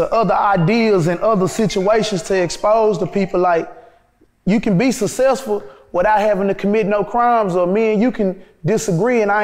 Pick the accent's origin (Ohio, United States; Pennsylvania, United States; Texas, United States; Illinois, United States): Texas, United States; Dallas; moved away; I'm from Oak Cliff